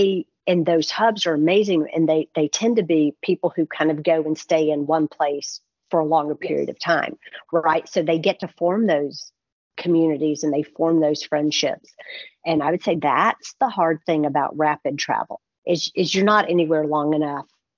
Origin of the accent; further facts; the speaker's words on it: United States; we're American